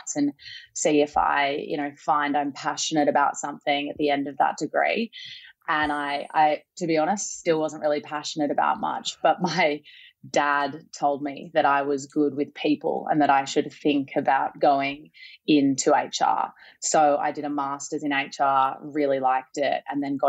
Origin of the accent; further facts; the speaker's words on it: Sydney, New South Wales, Australia; moved away as an adult; now in Los Angeles, United States; I grew up in Bargala Heights on the Northern Beaches near Manly